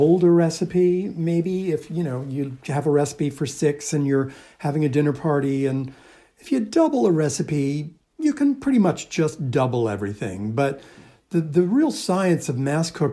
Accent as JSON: {"language": "English", "area": "Long Island", "region": "New York", "country": "United States", "tie": "born or raised there", "said": "growing up on Long Island in the suburbs of New York"}